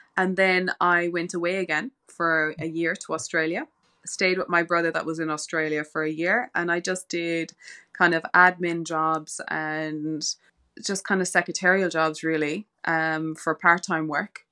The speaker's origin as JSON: {"language": "English", "area": "West Cork", "region": "Munster", "country": "Ireland", "tie": "born or raised there", "moved": "as an adult", "said": "I grew up in West Cork"}